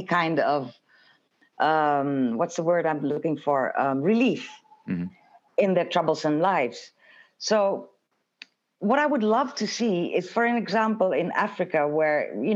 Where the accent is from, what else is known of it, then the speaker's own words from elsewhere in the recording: Suriname; also born or lived in Jamaica; I'm from a bicultural background. I come from Suriname, where the Dutch were colonizers